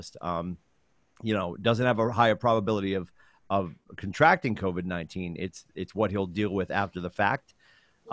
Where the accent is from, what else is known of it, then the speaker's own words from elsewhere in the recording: Chelmsford, Massachusetts, United States; now in New Hampshire, United States; where I grew up in Chelmsford